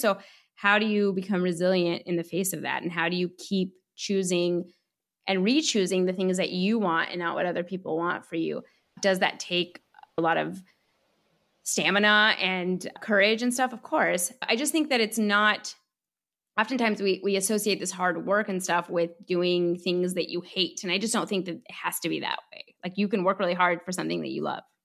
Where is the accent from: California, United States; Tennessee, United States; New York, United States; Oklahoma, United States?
California, United States; Southern; also born or lived in Iran; I grew up in Southern California, which has a very, was one of the largest Iranian diasporas in America.